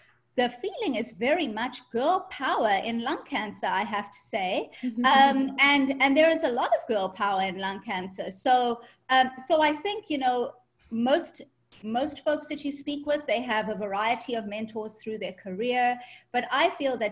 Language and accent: English; South Africa; moved away as an adult; also born or lived in Ireland; now in United States; I'm ethnically Indian, but I grew up in South Africa